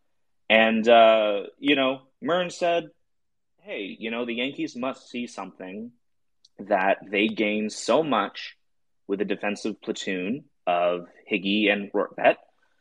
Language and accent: English; Canada; I am Canadian.